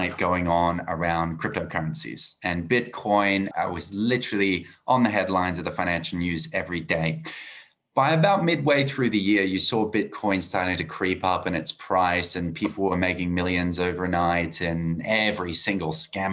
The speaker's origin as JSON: {"language": "English", "country": "Australia", "accent": "Australian", "said": "As you can hear from my accent, I'm Australian"}